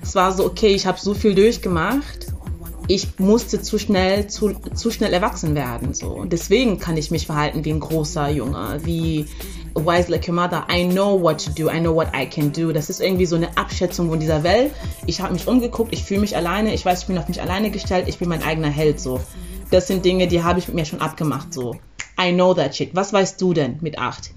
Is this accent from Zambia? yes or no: yes; Zambia; moved away; ich bin ja in Sambia aufgewachsen